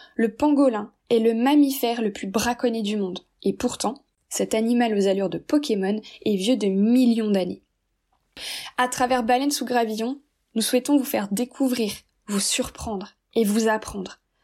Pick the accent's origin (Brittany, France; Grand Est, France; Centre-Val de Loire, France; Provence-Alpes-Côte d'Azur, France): Brittany, France; J'ai grandi en Bretagne